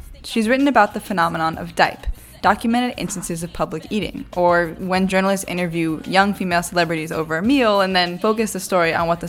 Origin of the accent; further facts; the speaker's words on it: California, United States; moved away; I'm originally from California, but I've been spending this summer living in New York